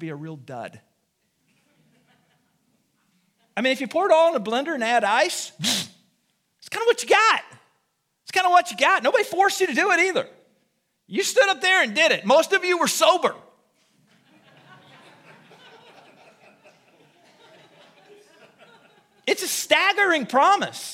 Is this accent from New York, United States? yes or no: no; Du Quoin, Illinois, United States; moved away; I was raised in Southern Illinois